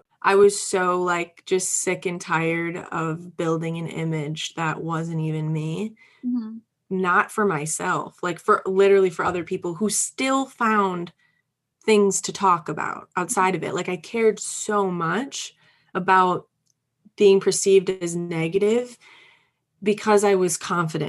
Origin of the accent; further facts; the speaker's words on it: Upper Peninsula of Michigan, United States; moved away as an adult; I'm from a very small rural place, the Upper Peninsula of Michigan.